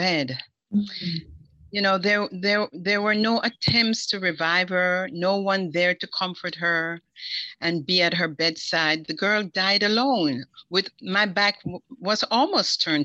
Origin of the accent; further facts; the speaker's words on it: Jamaica; moved away; as a Jamaican